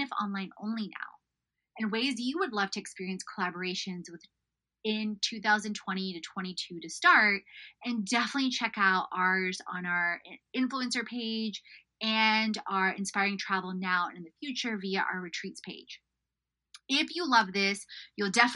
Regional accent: Houston, Texas, United States; I grew up in Houston

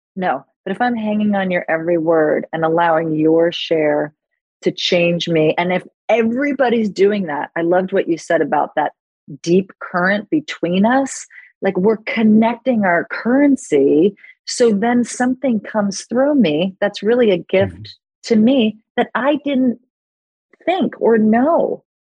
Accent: New York City, New York, United States; moved away; also born or lived in Los Angeles; I grew up in New York City and I was a trained actress

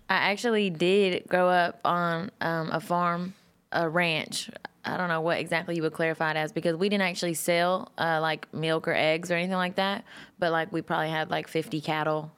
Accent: Texas, United States

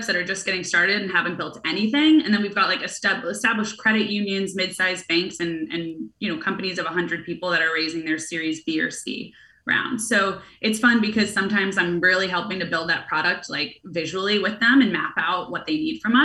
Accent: New York City, New York, United States; also born or lived in San Francisco; I was born in New York. My family's here. My friends are here

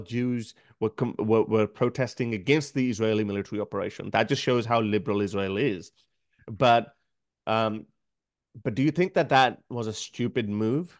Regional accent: Pakistan; now in Australia; I come from Pakistan. It's a highly conservative country

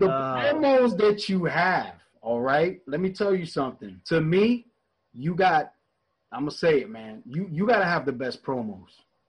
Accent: New York, United States; moved away; I'm originally from New York

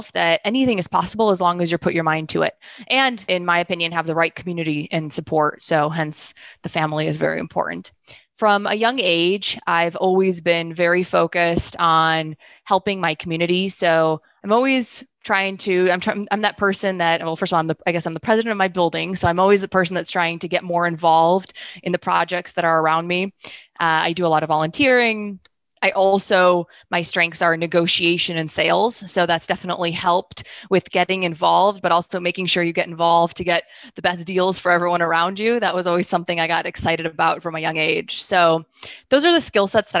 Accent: Chicago, Illinois, United States; also born or lived in Kyiv, Ukraine; We came here when I was just a small child, and I literally grew up the 4 blocks from here. So I have always lived in Chicago.

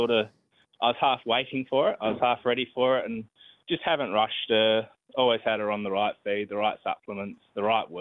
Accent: Port Adelaide, South Australia, Australia; we are both from the Port Adelaide area

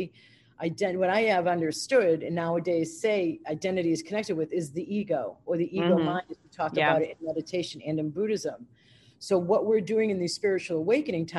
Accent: United States

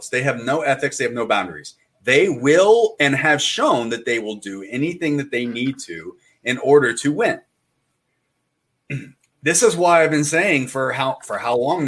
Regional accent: Pittsburgh, Pennsylvania, United States; I'm from Pittsburgh

